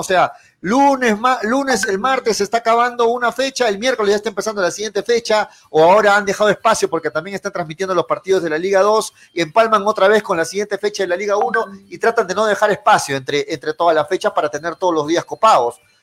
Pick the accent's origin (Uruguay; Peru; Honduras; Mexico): Peru